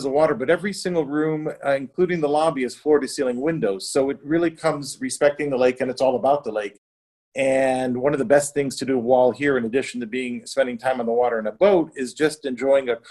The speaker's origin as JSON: {"language": "English", "town": "Chicago", "region": "Illinois", "country": "United States", "also_born_or_lived": "New York City / St. Barts", "moved": "yes", "lives_now": "Lake Como, Italy", "said": "Chicago, but I identify a bit more as a New Yorker. I mean, in the past 25 years in New York City."}